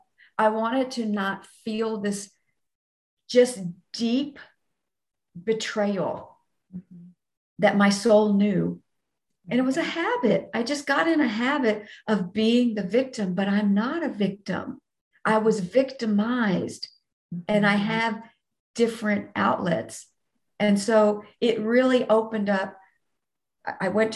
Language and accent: English; Texas, United States; I'm from Texas